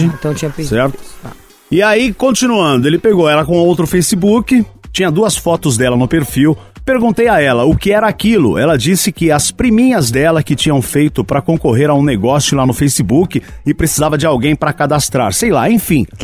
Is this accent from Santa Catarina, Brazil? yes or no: yes; Santa Catarina, Brazil; tenho 29 anos, sou de Santa Catarina, signo de peixes.